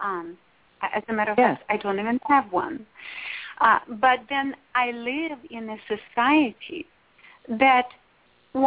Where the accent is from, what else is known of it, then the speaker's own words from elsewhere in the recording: Russia; now in Los Angeles, United States; I was born in Russia. I was raised there